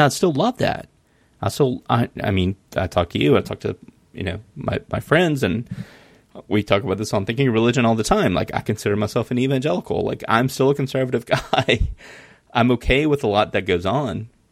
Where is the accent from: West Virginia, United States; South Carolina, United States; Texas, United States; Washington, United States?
South Carolina, United States; Mullins; I grew up in Mullins, South Carolina.